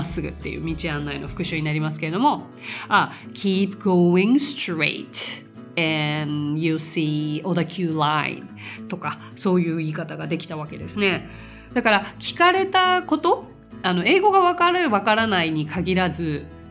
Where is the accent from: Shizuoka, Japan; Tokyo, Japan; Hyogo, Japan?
Tokyo, Japan; 生まれも育ちももうめちゃくちゃ東京なんですよ